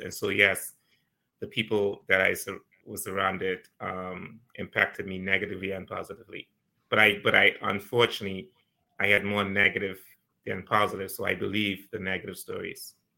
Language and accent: English; Turks & Caicos Islands; also born or lived in Ohio, United States; I grew up here in the Turks and Caicos Islands.